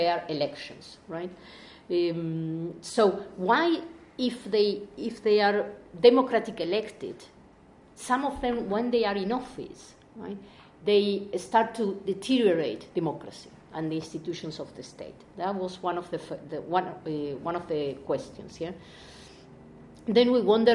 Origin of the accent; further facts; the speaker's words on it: Argentina; we are both from Argentina